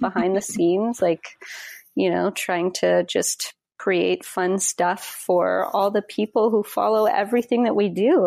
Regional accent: Wyoming, United States; moved away; I'm from Wyoming originally

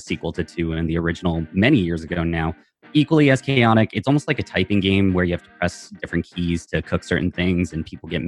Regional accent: Canada; I'm from Canada originally

